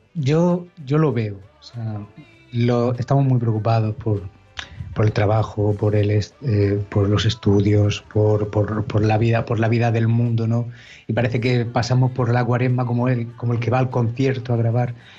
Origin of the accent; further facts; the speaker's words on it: Alcantarilla, Region of Murcia, Spain; de Murcia, Alcantarilla, de la población de Alcantarilla.